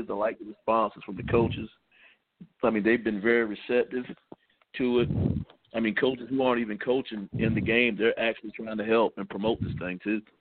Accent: Bamberg, South Carolina, United States; Uh, I'm {S3} from Bamberg {S5} originally. Played college ball at Presbyterian College

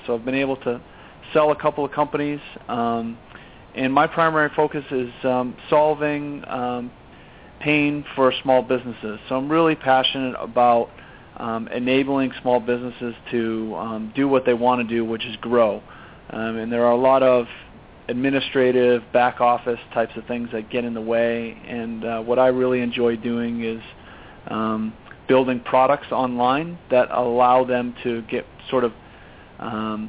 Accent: Boston, Massachusetts, United States; moved away as an adult; now in California, United States; Grew up on the East Coast, in Boston, born and raised there. Moved to California about 14 years ago

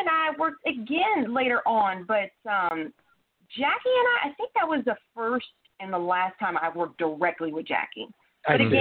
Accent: Louisiana, United States; I'm from Louisiana

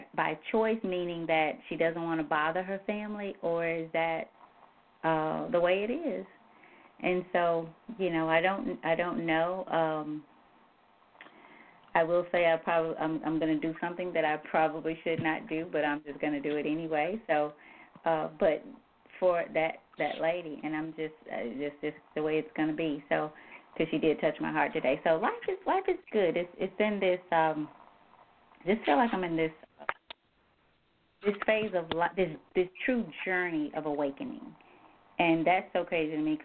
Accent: the South, United States; I grew up in the South, I now need to stay in the South

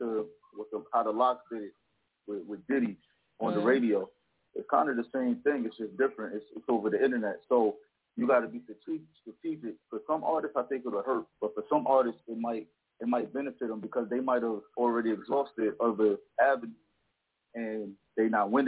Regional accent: Newburgh, New York, United States; now in Tampa, United States; I'm calling from Tampa, but I'm from Newburgh, New York. I live in Tampa

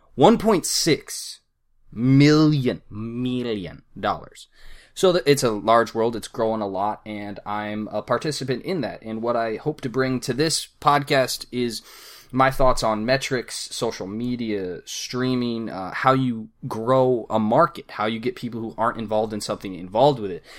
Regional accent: Arizona, United States; I'm from Arizona

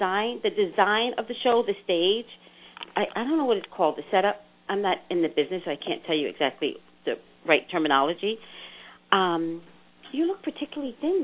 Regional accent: New York City, New York, United States; now in California, United States; I'm from New York City

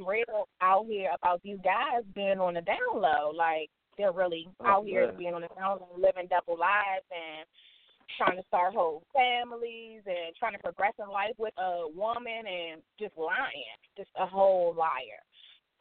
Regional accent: Alexandria, Virginia, United States; I'm from Alexandria, Virginia

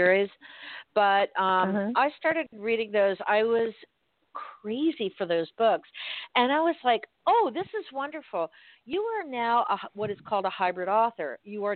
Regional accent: Miami, Florida, United States; now in Fort Myers, United States; I'm from Miami where there's no such thing as land.

